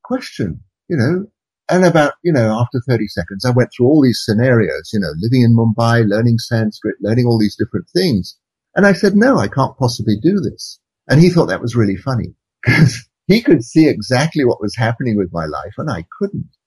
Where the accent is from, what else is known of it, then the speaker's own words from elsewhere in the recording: England, United Kingdom; moved away as an adult; also born or lived in India; how I grew up in England